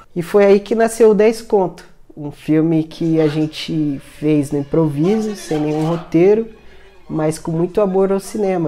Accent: São Paulo, Brazil; eu sou da Zona Sul de São Paulo

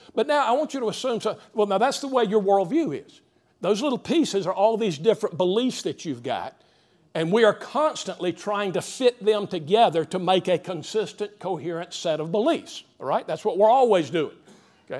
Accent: Greenville, United States; growing up in the Greenville area

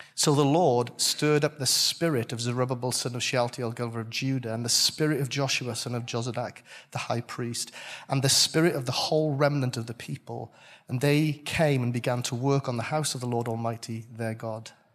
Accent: Welsh, Wales, United Kingdom; I'm Welsh

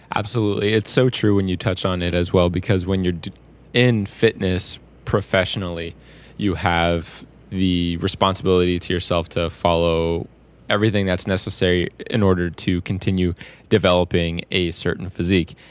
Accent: Windsor, Ontario, Canada; I came all the way down from my hometown of Windsor, Ontario

